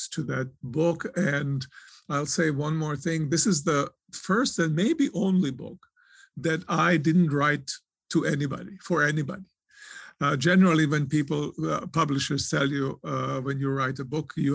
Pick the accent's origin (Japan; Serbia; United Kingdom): Serbia; moved away; also born or lived in Croatia; I was born in Croatia. I was raised in Serbia